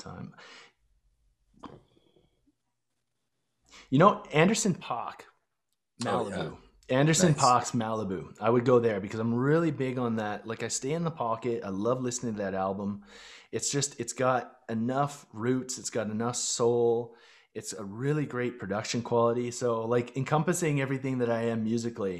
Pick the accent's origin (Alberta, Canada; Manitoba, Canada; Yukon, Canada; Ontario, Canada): Alberta, Canada; Chestermere; growing up in Chestermere, Alberta